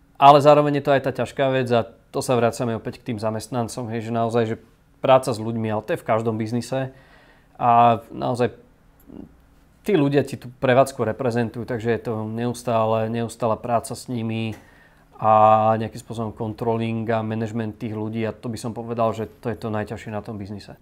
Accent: Bratislava, Bratislava Region, Slovakia; u nás v Bratislave

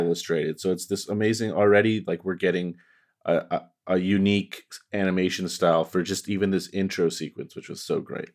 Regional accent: Canada; I'm just Canadian

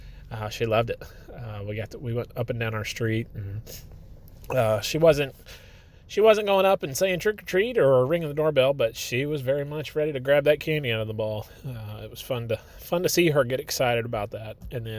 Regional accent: Texas, United States; born there; now in Arkansas, United States; I grew up, or I guess I didn't grow up. I was born right outside of Dallas, and so I've got family down there

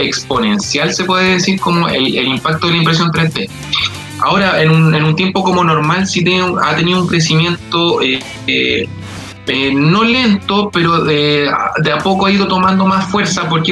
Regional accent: Santiago, Santiago Metropolitan Region, Chile; del lugar donde vivo yo, que es la comuna de Lo Prado

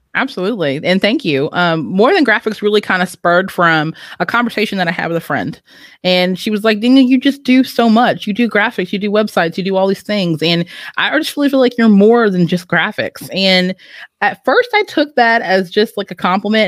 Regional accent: Owensboro, Kentucky, United States; I'm originally from Owensboro, Kentucky. So that's Western Kentucky, but Kentucky has always been my home

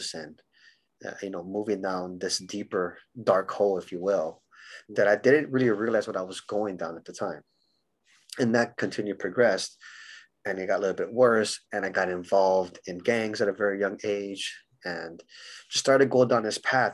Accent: Honolulu, Hawaii, United States; moved away; also born or lived in San Diego, California / Los Angeles, California; I grew up in Hawaii. So I was born in Honolulu, Hawaii

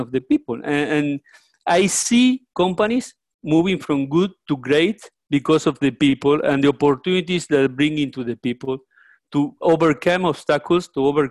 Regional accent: Uruguay; moved away as an adult; also born or lived in Mexico; now in Florida, United States; I am Uruguayan. I was born in Uruguay, South America.

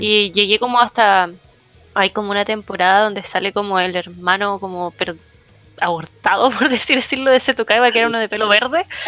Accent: Iquique, Tarapacá, Chile; moved away; como soy de región, como soy de región, nunca, bueno, allá en Iquique, porque soy de Iquique

